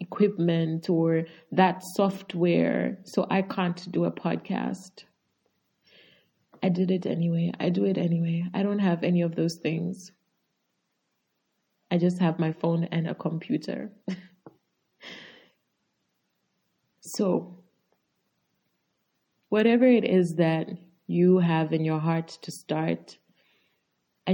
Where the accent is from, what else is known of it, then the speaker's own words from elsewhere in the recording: Zambia; I'm from Zambia and obviously a Zambian podcaster.